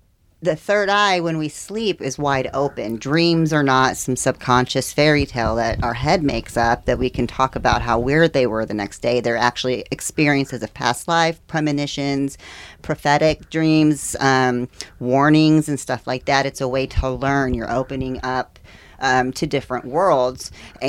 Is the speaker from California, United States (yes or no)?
no; Kansas, United States; also born or lived in Indiana / Texas; now in Florida, United States; I was born in Indiana, then we moved to Kansas, and then Texas.